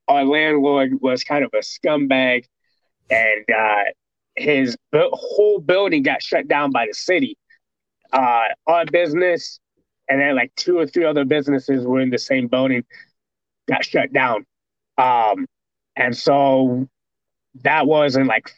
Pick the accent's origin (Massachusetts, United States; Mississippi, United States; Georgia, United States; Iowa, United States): Iowa, United States; Waterloo; now in Des Moines, United States; I'm from Waterloo, Iowa, which is like 2 hours away from here.